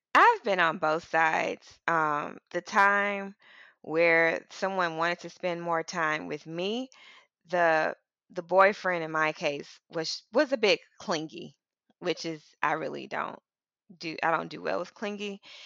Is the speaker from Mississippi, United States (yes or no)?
yes; Mississippi, United States; moved away as an adult; also born or lived in northeastern United States; I'm from Mississippi. I moved to a relatively urban, northeast area